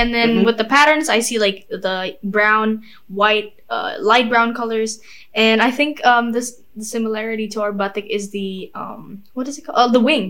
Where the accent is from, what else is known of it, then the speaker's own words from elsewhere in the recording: Yogyakarta, Special Region of Yogyakarta, Indonesia; moved away; my hometown is Jogja. It's near Solo.